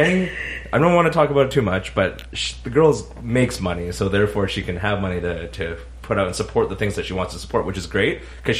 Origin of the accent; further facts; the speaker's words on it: Canada; We're Canadian.